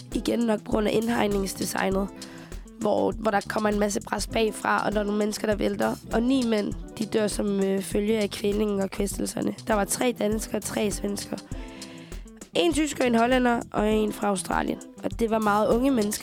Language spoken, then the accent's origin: Danish; Chile; now in Denmark; jeg kommer jo fra Chile, og vi en gang imellem, så skal vi besøge min familie i Chile